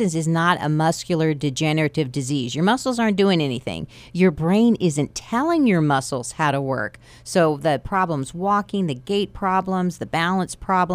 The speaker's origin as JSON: {"language": "English", "town": "Amarillo", "region": "Texas", "country": "United States", "said": "I'm from Amarillo"}